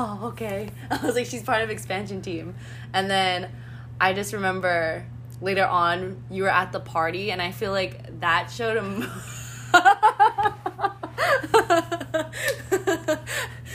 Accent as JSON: {"language": "English", "region": "New York", "country": "United States", "said": "I'm from New York"}